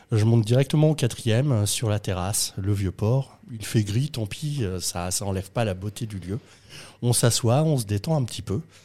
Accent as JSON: {"language": "French", "town": "Rouen", "region": "Normandy", "country": "France", "said": "quand tu es normand, que tu viens de Rouen"}